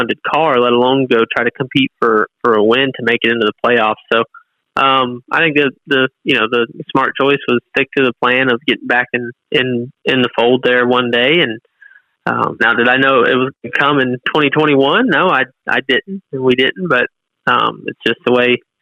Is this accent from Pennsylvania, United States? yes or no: no; Southwest Florida, United States; moved away; we're from Southwest Florida, but we're inland, and that's the difference. We grow watermelons